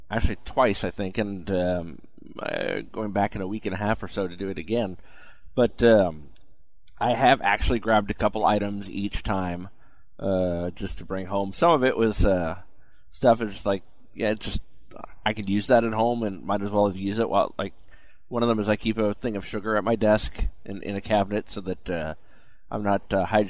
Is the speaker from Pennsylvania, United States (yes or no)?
no; New York, United States; Growing up in New York